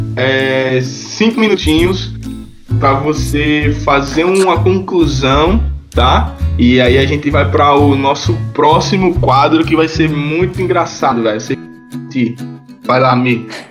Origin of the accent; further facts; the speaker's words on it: Northeast Region, Brazil; moved away; eu sou nordestino